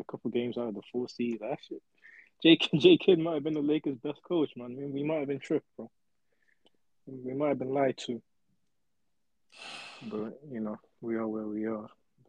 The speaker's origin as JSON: {"language": "English", "region": "London", "country": "United Kingdom", "said": "I'm British"}